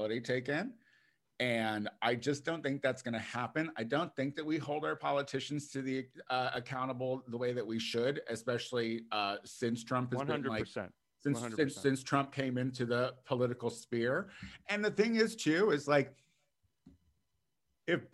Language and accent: English; United States; we as the American people